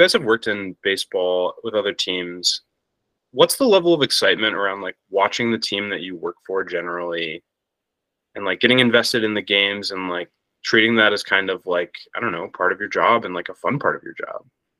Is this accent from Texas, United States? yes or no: no; Buffalo, New York, United States; growing up in Buffalo, we had the Bisons